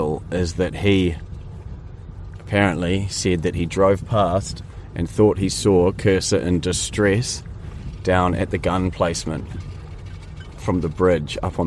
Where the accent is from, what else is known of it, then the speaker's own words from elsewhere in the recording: Hawke's Bay, New Zealand; moved away; I grew up in Hawke's Bay